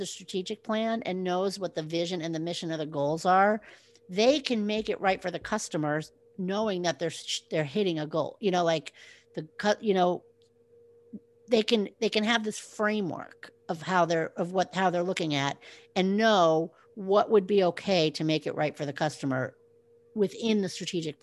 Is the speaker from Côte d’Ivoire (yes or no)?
no; West Coast, United States; moved away; I grew up in the West Coast, and then I moved to the East Coast